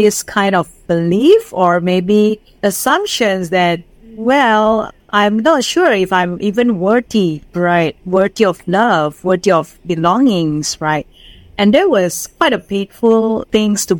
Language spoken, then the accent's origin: English; Indonesia; English is a second language; moved away as an adult; now in Singapore; I'm from Indonesia